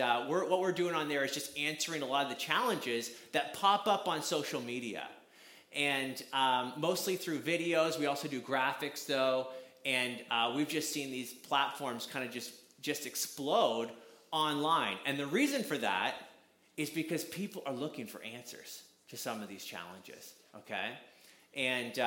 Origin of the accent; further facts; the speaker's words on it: Canada; I'm from Canada, so you're going to hear out about, you're going to hear the accent